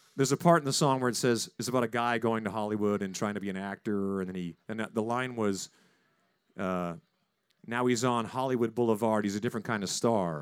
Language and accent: English; Saskatchewan, Canada; now in United States; Corey Churko and I grew up in Saskatchewan.